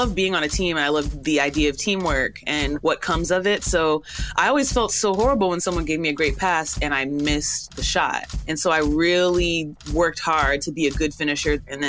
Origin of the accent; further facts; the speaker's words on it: Houston, Texas, United States; we're very Nigerian American, you know, raised here, but of course the culture runs through us fully.